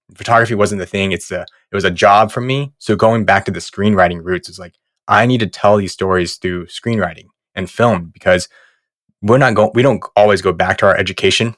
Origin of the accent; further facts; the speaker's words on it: right outside of Los Angeles, Southern California, United States; moved away as an adult; also born or lived in New York; grew up in Southern California, right outside of L